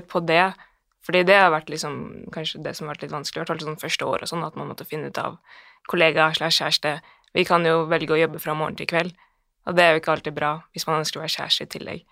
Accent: Bærum, Akershus, Norway; jeg er fra Bærum

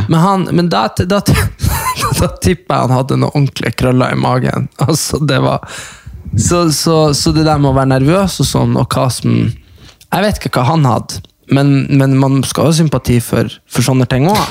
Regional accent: Hamarøy, Nordland, Norway; moved away; de som er fra Hamarøy, der vi er fra

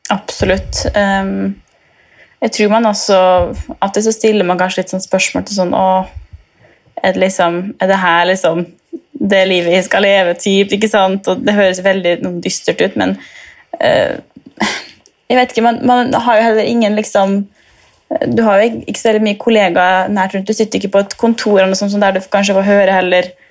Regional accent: Molde, Møre og Romsdal, Norway; now in Istanbul, Turkey; Jeg er 24 år og kommer fra Molde

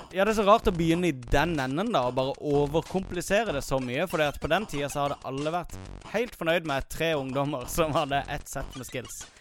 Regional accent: Kristiansand, Agder, Norway; Pappa hadde akkurat fått en 286 eh, på hjemmekontoret sitt hjemme i Kristiansand

